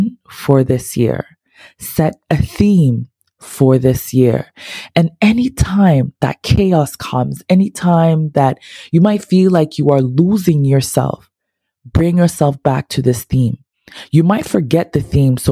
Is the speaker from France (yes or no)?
no; Ghana; I'm not Haitian, as y'all know, I am so Ghanaian.